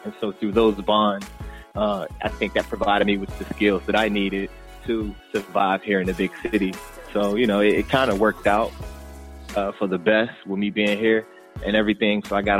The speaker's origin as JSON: {"language": "English", "town": "Newport News", "region": "Virginia", "country": "United States", "tie": "born or raised there", "also_born_or_lived": "Raleigh, North Carolina", "moved": "as an adult", "lives_now": "New York, United States", "said": "born and raised in Newport News, Virginia, and a fellow graduate, class of 2009 from Shaw University."}